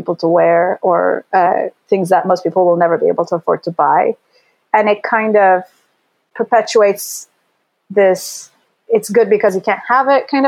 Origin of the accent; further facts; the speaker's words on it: Istanbul, Turkey; moved away as an adult; now in Los Angeles, United States; I grew up in Istanbul, then I moved to a different city in high school, and I lived alone